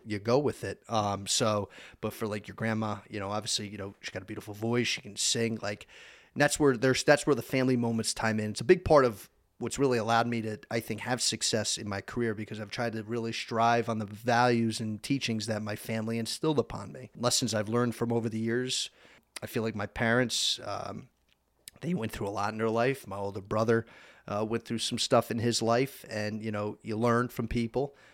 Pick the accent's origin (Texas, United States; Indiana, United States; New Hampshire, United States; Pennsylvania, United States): Pennsylvania, United States; Easton; also born or lived in Summit, New Jersey; we moved out to Pennsylvania. And, um, I was in the fourth grade and went through elementary school, middle school, graduated from Eastern Area High School